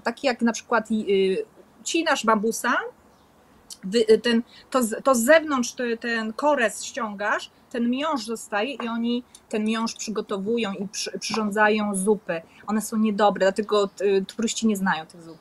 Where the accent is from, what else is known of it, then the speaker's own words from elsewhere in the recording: Poland; moved away as an adult; also born or lived in Koh Samet, Thailand; now in Thailand; ja jestem z Polski